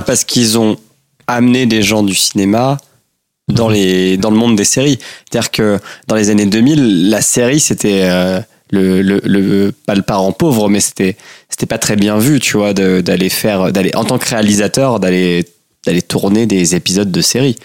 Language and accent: French; Normandy, France; now in Switzerland; je viens de Normandie